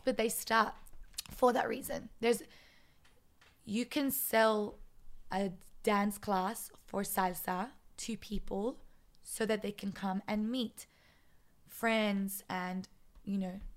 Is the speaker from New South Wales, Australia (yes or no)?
yes; Sydney, New South Wales, Australia; now in Israel; I'm from Sydney